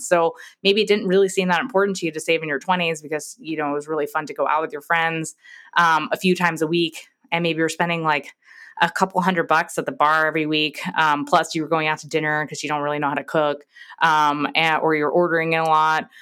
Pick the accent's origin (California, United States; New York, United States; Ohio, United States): New York, United States; moved away as an adult; now in Texas, United States; I'm from New York